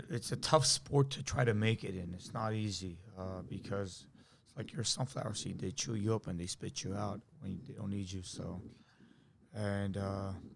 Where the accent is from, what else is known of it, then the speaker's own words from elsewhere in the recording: United States; we grew up over here, I'm Armenian, but I'm an American Armenian